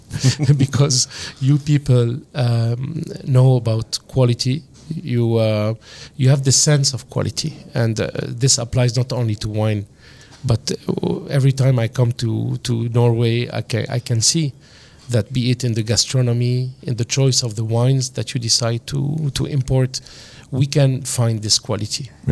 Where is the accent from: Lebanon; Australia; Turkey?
Lebanon; accent: French-influenced; the influence of France in Lebanon is uh, absolutely real. Uh, you can hear that in my accent